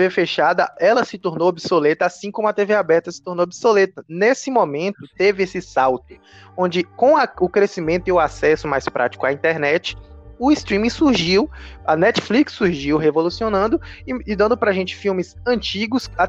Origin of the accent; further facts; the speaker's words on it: Brazil; a gente é brasileiro